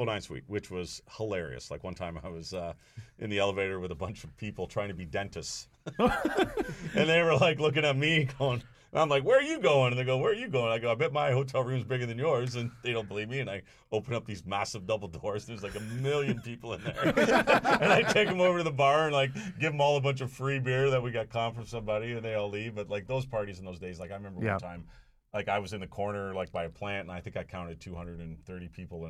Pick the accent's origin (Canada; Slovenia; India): Canada; Toronto, Ontario; Why would we go to London? We're from Toronto, you know.